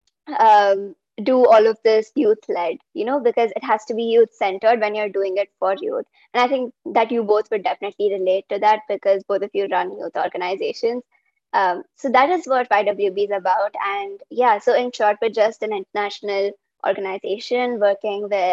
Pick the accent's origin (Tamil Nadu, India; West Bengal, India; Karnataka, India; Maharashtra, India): Karnataka, India; Bangalore; I'm from Bangalore